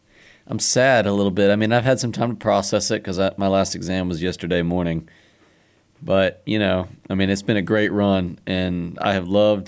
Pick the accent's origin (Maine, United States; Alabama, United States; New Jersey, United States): Alabama, United States; Huntsville; the Trash Pandas are my hometown minor league baseball team.